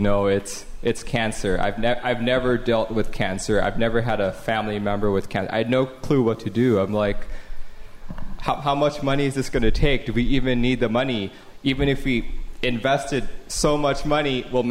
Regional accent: Taipei, Taiwan; moved away as an adult; I was born and raised in Taipei, Taiwan, and I came over here for college in about 2003

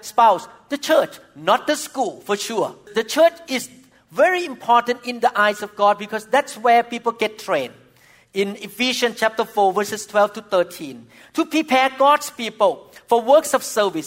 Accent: Thailand; moved away; when I was growing up in Thailand as a young boy

